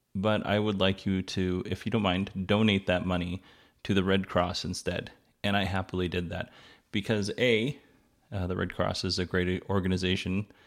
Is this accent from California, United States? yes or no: no; Alaska, United States; I was born in Alaska